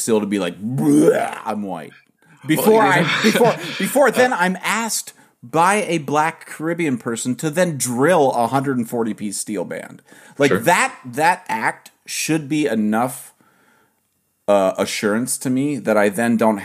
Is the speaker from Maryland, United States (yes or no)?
no; Ohio, United States; I'm from Ohio